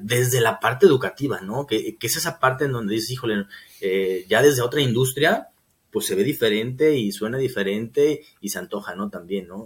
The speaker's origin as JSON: {"language": "Spanish", "country": "Mexico"}